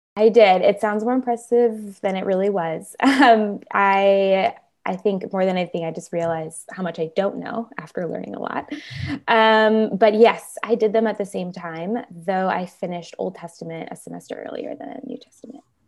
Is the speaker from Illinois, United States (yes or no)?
yes; Chicago, Illinois, United States; moved away as an adult; now in California, United States; originally I am from Chicago, uh, the northwest side of Chicago, so I'm a Midwest girl at heart. Um, but I came out to California in twenty thirteen for college, and I've been here ever since